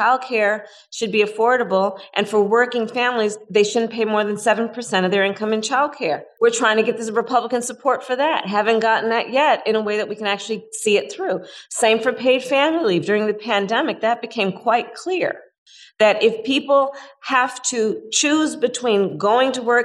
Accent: California, United States; my home state of California

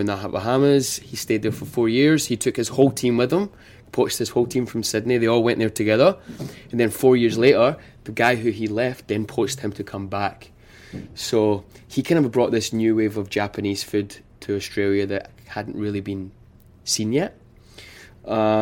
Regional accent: Glasgow, Scotland, United Kingdom; moved away as an adult; now in New York, United States; born and raised in Scotland

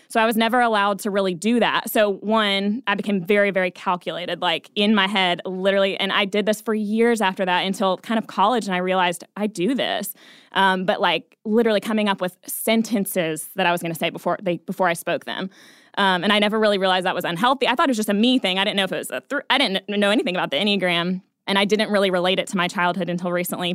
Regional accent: Atlanta, Georgia, United States; now in Nashville, United States; I'm from Atlanta originally.

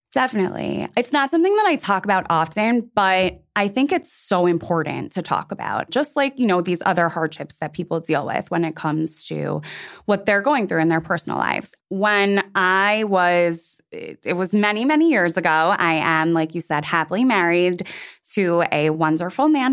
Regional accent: New York City, New York, United States; I just turned 37 and I, like you, am from New York City

